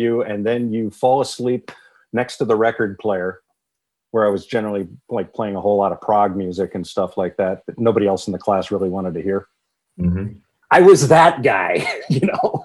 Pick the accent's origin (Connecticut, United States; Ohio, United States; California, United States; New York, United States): New York, United States; Poughkeepsie; also born or lived in Los Angeles / Huntington Beach / Armonk; I grew up in the Hudson Valley in Dutchess County, just outside of Poughkeepsie